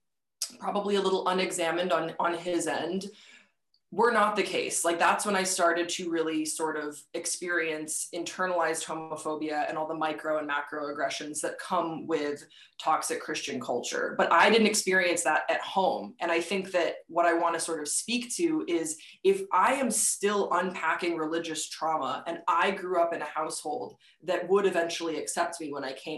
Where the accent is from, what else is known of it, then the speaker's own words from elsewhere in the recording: Waterloo, Walloon Brabant, Belgium; I grew up in Waterloo, Belgium from the age of like 7 until I graduated high school at 18.